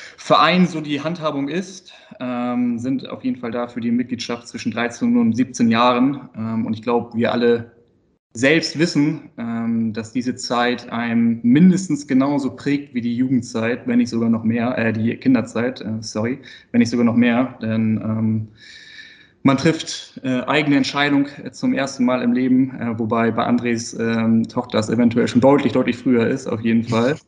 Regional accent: Itzehoe, Schleswig-Holstein, Germany; also born or lived in Hamburg; Also geboren bin ich in Hamburg, äh, ah. also Hamburger Jung, äh, aber äh, das ging dann schnell mit dem zweiten Lebensjahr Richtung Schleswig-Holstein, also nach Itzehoe

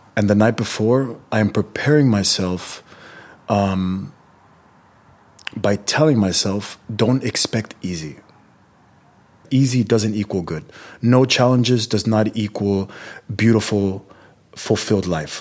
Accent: California, United States; My parents are Mexican. I'm born and raised in California, but my parents are Mexican.

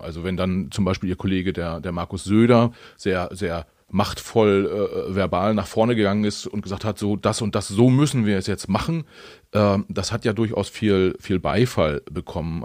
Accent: Mecklenburg-Vorpommern, Germany; now in Hamburg, Germany; ich als Mecklenburger, der, der aktuell in Hamburg lebt

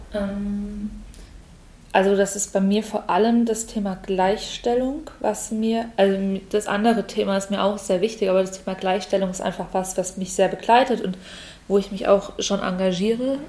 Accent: Walldorf, Germany; ich komme eigentlich aus Waldorf

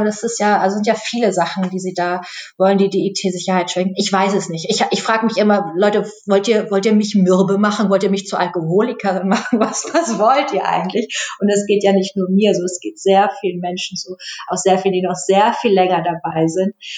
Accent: Germany; wir als Deutsche

